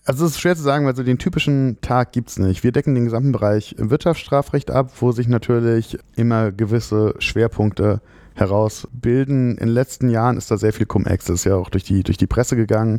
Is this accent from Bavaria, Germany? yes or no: no; Frankfurt, Hesse, Germany; moved away as an adult; also born or lived in Freiburg / Padua; ich bin in Frankfurt geboren, habe in Freiburg studiert